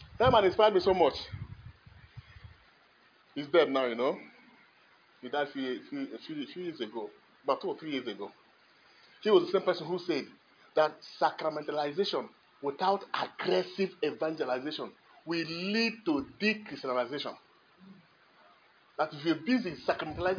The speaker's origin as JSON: {"language": "English", "region": "Kogi", "country": "Nigeria", "tie": "born or raised there", "said": "I was born in Kogi State"}